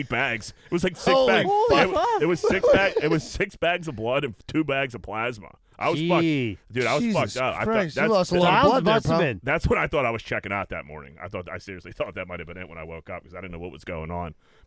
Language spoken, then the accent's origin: English; Pittsburgh, Pennsylvania, United States; I'm from Pittsburgh